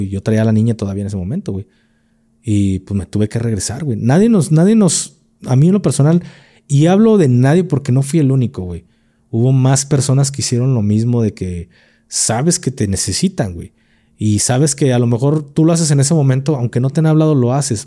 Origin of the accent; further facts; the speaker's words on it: Mexico; Como mexicano